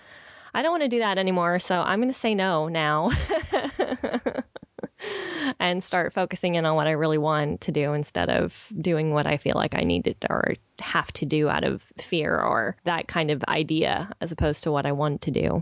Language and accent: English; California, United States; accent: Valley girl; moved away; I go home to California